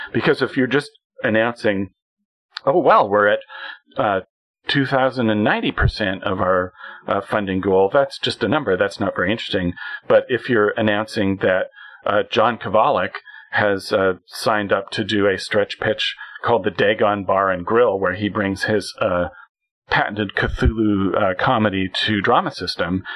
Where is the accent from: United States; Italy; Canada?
Canada; as a Canadian